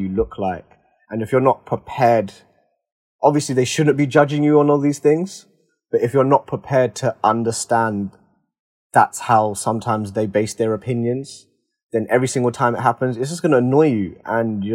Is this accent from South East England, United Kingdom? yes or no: no; London, United Kingdom; I'm from East London as well